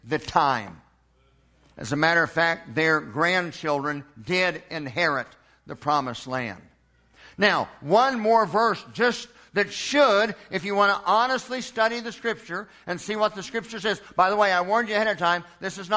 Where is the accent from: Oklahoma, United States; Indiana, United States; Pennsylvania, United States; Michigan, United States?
Oklahoma, United States; Edmond; born in Edmond, Oklahoma in 1963